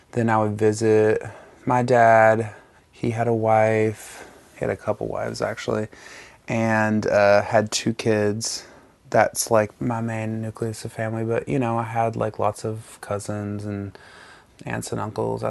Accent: North Alabama, United States; I grew up in North Alabama in a tiny town

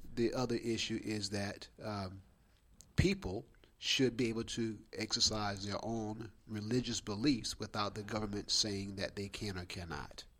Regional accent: Alabama, United States; in my home state

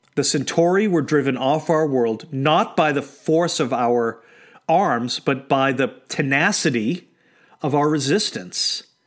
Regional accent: New England, United States; I was born in New England

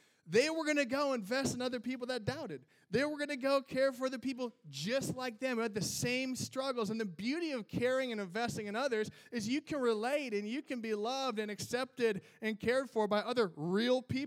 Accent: Minnesota, United States; I'm from Minnesota

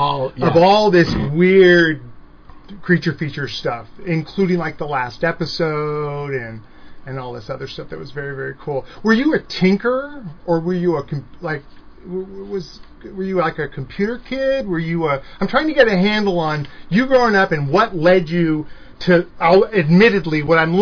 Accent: San Jose, California, United States; I grew up in San Jose

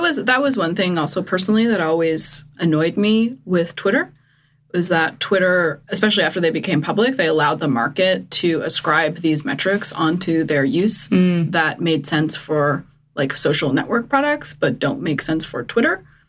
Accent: Eastern Canada, Canada; I'm from Eastern Canada where we would have like a huge pot on the beach full of 40 lobsters

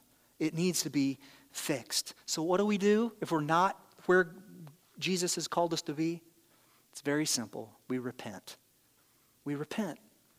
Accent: Ireland; I'm a little explosive. I'm Irish, whatever the thing is that you use, you know.

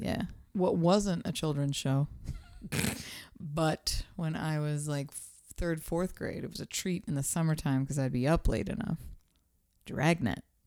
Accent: Pittsburgh, Pennsylvania, United States; that was my hometown

